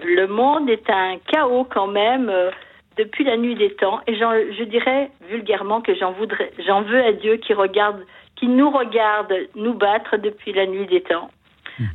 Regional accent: France; j'aime mon pays parce que j'ai la chance d'y être née

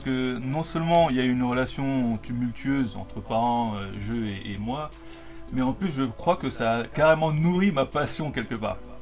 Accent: Colombia; moved away; en Colombie, là d'où je viens

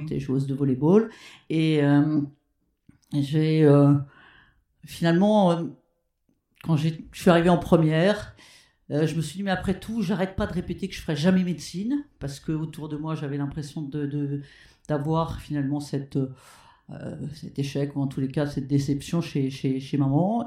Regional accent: Rouen, Normandy, France; also born or lived in Petit-Quevilly; je suis née à Petit Quevilly, mais ma famille habitait Rouen.

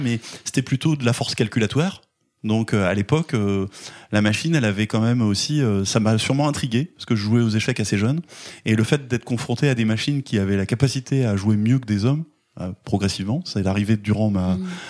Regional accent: Caen, Normandy, France; now in Granville, France; je suis né à Caen, euh, pas très loin d'ici, euh, donc en, Normandie. je suis originaire de, Caen

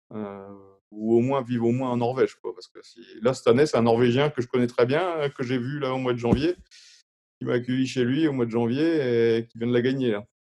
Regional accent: France; en étant français.

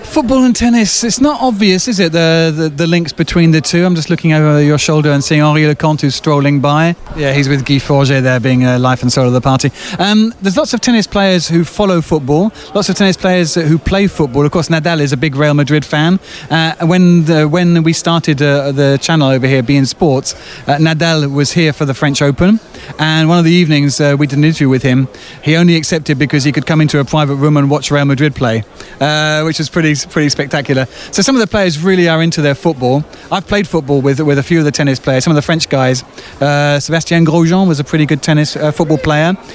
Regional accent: England, United Kingdom; now in France; an Englishman, it's a kind of strange thing to find myself doing, working in another language.

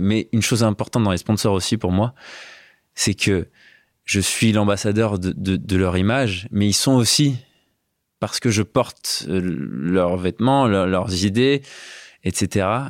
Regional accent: Valence, Auvergne-Rhône-Alpes, France; Infologique, qui est une boîte informatique à Valence, là où j'ai grandi.

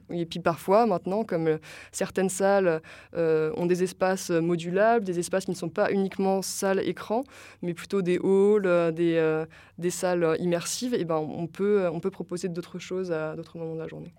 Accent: La Rochelle, Nouvelle-Aquitaine, France; moved away; also born or lived in Paris; je viens de La Rochelle

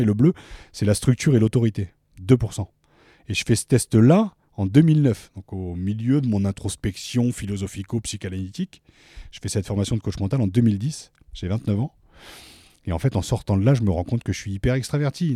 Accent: Picardy, Hauts-de-France, France; moved away as an adult; also born or lived in Paris; je suis originaire de Picardie

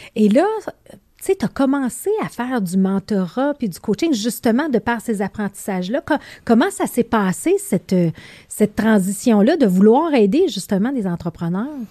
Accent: Beauce, Quebec, Canada; now in Montreal, Canada; on vient tous les deux de la Beauce

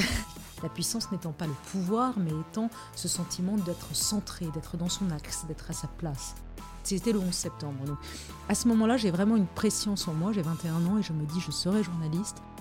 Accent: Lebanon; now in France; je suis née au Liban

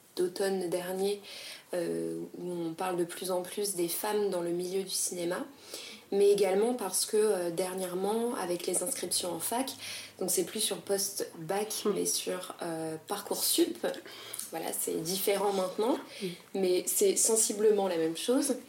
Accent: France; on est française

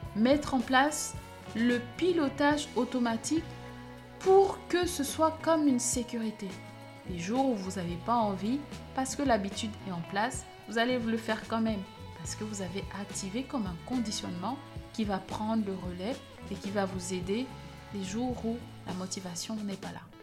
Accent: Cameroon; En grandissant au Cameroun, j'ai été au collège dans une école

